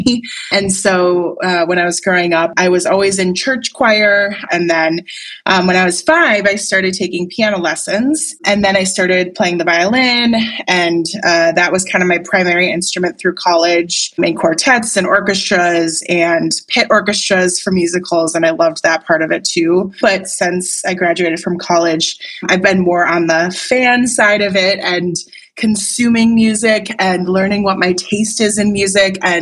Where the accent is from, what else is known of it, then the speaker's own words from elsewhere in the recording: Wisconsin, United States; I grew up in Wisconsin.